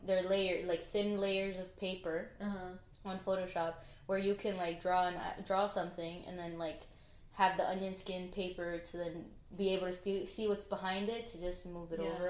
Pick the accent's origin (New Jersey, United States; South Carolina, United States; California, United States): New Jersey, United States; Elizabeth; I'm from Elizabeth, right by the Newark Airport and IKEA